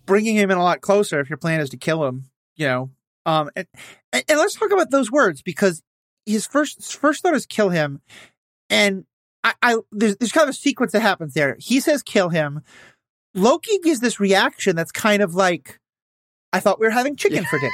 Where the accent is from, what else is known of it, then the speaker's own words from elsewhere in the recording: Minnesota, United States; as a Minnesotan